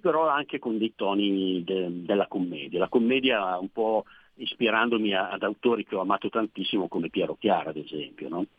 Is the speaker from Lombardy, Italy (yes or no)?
yes; province of Pavia, Lombardy, Italy; nella provincia di Pavia dove, dove vivo, dove sono nato